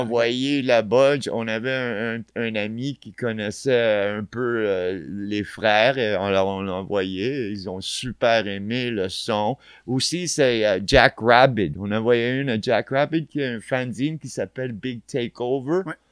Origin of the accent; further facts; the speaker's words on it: Montreal, Quebec, Canada; also born or lived in Barcelona; on est des kids de Montréal, you know, on a grandi ici